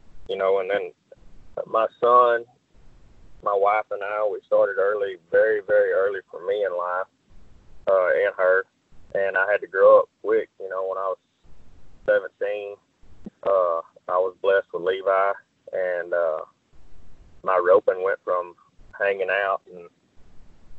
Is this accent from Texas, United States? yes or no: yes; Crockett, Texas, United States; also born or lived in Madisonville, Texas; I grew up in Crockett, Texas, and my mom lived in Madisonville